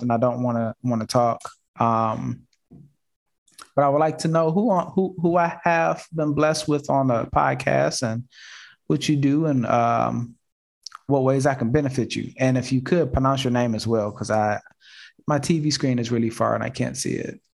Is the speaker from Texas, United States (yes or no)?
yes; Houston, Texas, United States; also born or lived in Detroit; I'm from Houston and Detroit. So I've been back and forth my basically in my entire life.